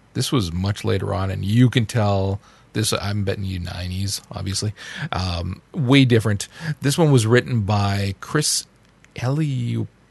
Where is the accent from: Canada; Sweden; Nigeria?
Canada; As a Canadian